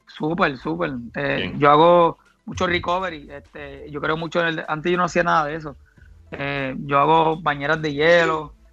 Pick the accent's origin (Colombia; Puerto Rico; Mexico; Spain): Puerto Rico; Barranquitas; born or raised there